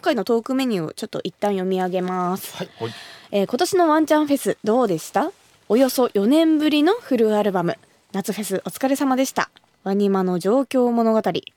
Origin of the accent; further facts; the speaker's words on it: Kumamoto, Japan; moved away; 私が生まれ育った熊本